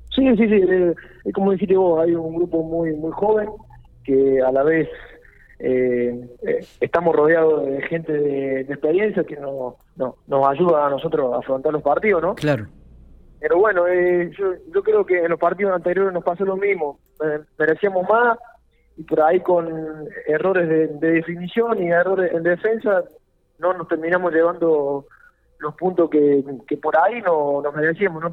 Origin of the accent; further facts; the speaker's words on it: Córdoba, Argentina; moved away as an adult; also born or lived in Jujuy / Rafaela; de Córdoba soy. hice inferiores en Tagre de Córdoba hasta los 19